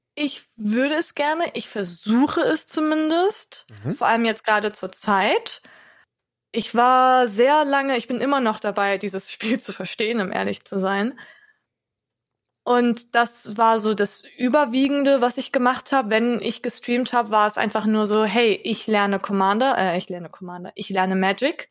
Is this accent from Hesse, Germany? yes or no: yes; Wiesbaden, Hesse, Germany; also born or lived in Hannover; now in Hanover, Germany; wenn ich nach Wiesbaden fahre, meiner Heimat